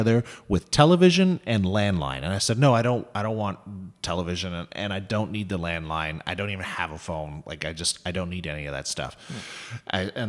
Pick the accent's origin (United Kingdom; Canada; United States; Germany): Canada; Toronto, Ontario; I'm from Toronto